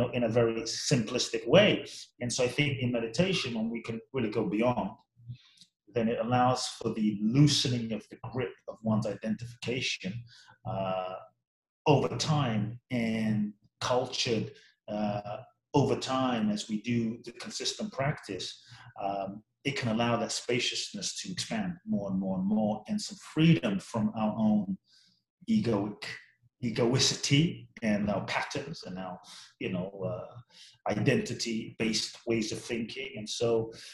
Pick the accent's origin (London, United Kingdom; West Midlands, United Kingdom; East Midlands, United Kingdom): London, United Kingdom; also born or lived in Ghana; I grew up in London, so I grew up in all these different cultures.